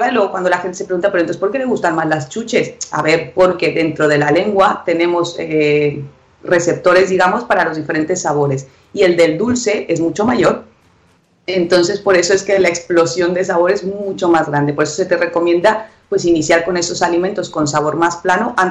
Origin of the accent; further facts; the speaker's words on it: Mexico; Los reyes de los tutoriales somos los mexicanos.